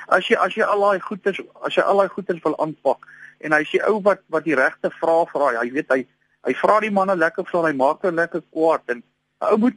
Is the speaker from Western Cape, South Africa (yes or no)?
no; Gauteng, South Africa; Ek is van die Oosrand oorspronklik wat die valke dien te warm nie.